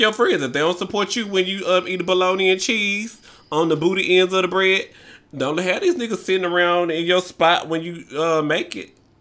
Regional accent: Memphis, Tennessee, United States; I grew up in the South

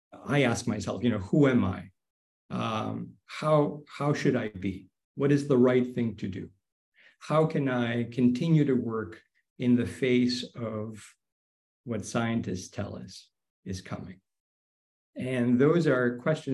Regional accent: Greece; moved away; my home country of Greece

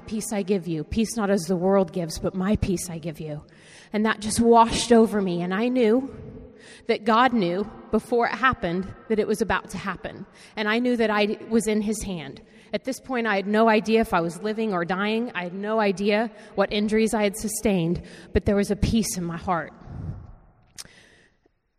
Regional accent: Wichita, Kansas, United States; moved away as an adult; also born or lived in New York; I'm from Wichita, Kansas. That's where all my family is.

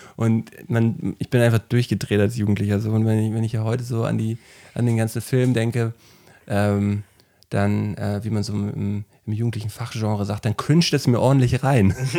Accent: Flensburg, Schleswig-Holstein, Germany; bei uns in Flensburg im Kino, da war ich auch 18 oder so

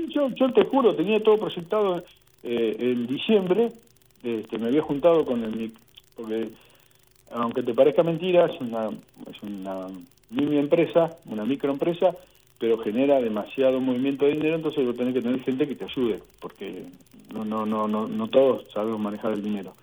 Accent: Saladillo, Buenos Aires Province, Argentina; yo soy de Saladillo, de la provincia de Buenos Aires.

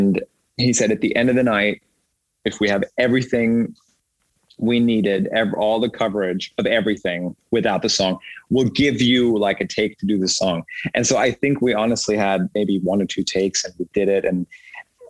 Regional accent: Germany; moved away; also born or lived in Austria; I'm German, born and raised. I was born in Austria, raised in Germany. And I speak German, obviously.

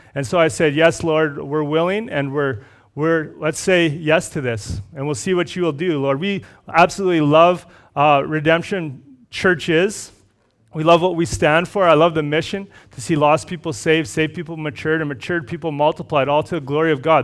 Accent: Red Deer, Alberta, Canada; moved away; also born or lived in Cochrane; I grew up in Red Deer.

